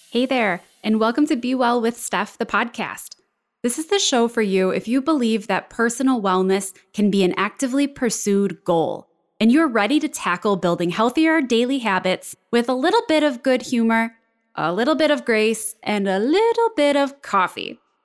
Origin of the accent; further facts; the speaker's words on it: Buffalo, New York, United States; my hometown area of Buffalo, New York, or Western New York